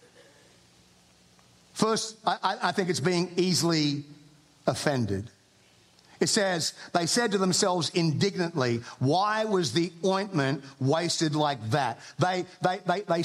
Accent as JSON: {"language": "English", "country": "Australia", "accent": "Australian", "moved": "as an adult", "lives_now": "United States", "said": "I am an Australian. I have an accent. I've lived in America for 20 years."}